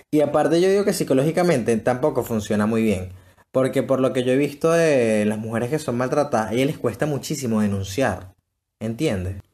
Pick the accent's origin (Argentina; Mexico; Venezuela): Venezuela; así somos los venezolanos